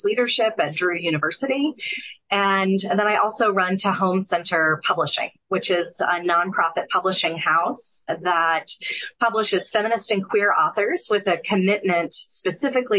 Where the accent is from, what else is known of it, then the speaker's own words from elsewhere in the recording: Atlanta, Georgia, United States; I grew up in Atlanta, which is the Bible Belt, part of the Bible Belt.